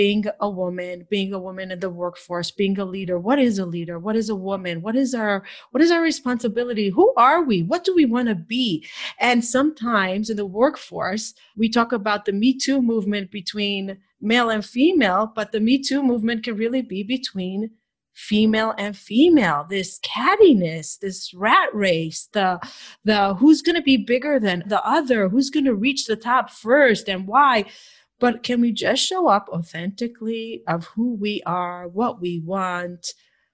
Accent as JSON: {"language": "English", "country": "Israel", "tie": "born or raised there", "moved": "yes", "said": "I grew up in Israel."}